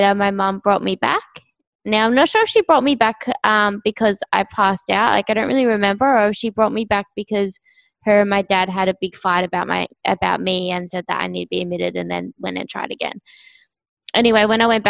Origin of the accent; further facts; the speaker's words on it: Australia; I'm from Australia, down south. So when you guys said my accent was deep, it's not. If you go up north, that's where it gets a lot deeper